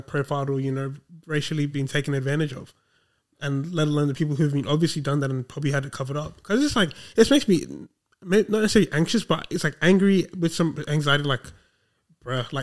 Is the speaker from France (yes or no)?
no; Australia; I'm still an Australian